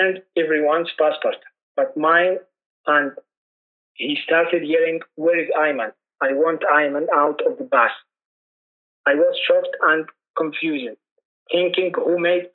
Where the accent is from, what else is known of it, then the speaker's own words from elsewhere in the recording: Hajjah, Hajjah Governorate, Yemen; moved away as an adult; also born or lived in Cairo, Egypt; I was born in January 1994 in Grunate of Hadja to a Yemeni father and a Ukrainian mother. I grew up in Hadja